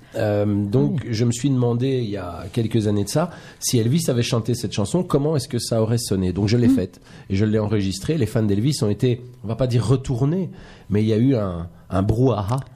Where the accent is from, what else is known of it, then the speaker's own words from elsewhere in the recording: Belgium; je suis belge